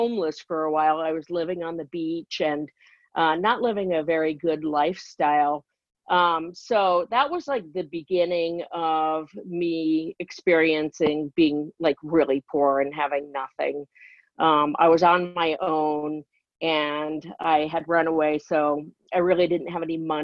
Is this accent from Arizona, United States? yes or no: no; Encino, California, United States; I grew up in a place called Encino, California